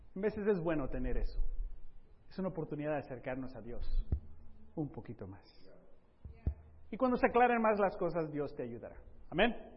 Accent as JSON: {"language": "Spanish", "country": "Mexico", "lives_now": "Southern California, United States", "said": "hablándote aquí como mexicano"}